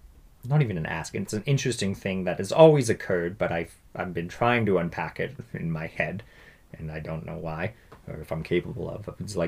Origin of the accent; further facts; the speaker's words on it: Canada; I identify as Canadian.